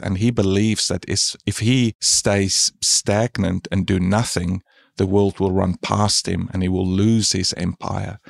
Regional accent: South Africa; now in Australia; I'm from South Africa originally, and I moved to Australia about twenty years ago

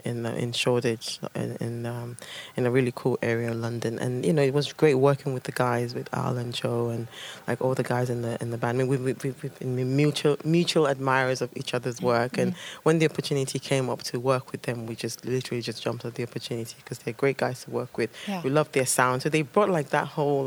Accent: Nigeria; moved away; the whole stories that I got told as a kid growing up in Nigeria

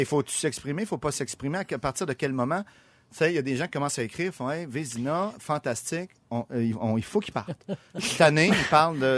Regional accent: Quebec, Canada

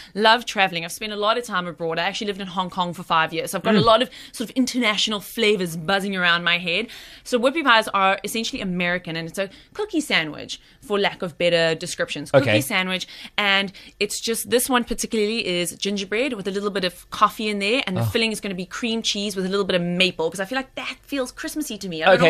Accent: Durban, KwaZulu-Natal, South Africa; now in Cape Town, South Africa; So I'm originally from Durban, so it's hot.

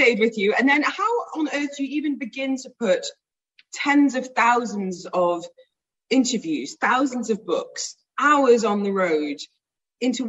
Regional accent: England, United Kingdom; Me being English

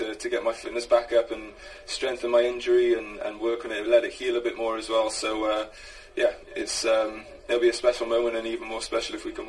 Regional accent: Cardiff, Wales, United Kingdom; now in Madrid, Spain; it's special to be in my hometown where I grew up, where I was born

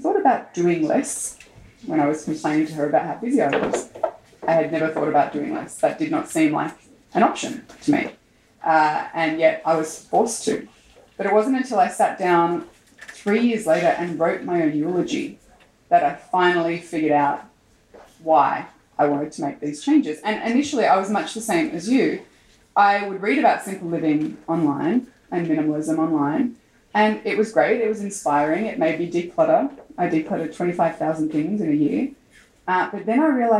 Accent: Austin, Texas, United States; moved away as an adult; also born or lived in Turkey; I grew up in Austin

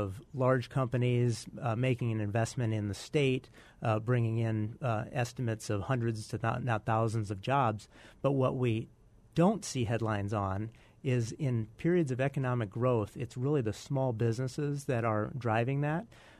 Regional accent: Tripp, South Dakota, United States; No, I grew up in the East River, {S1} south {S2} of Mitchell, in a little town of about 600 people called Tripp

